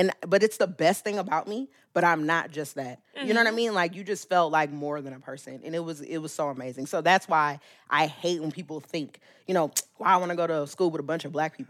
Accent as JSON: {"language": "English", "region": "California", "country": "United States", "tie": "born or raised there", "said": "we grew up in California where people are like, why would you leave California?"}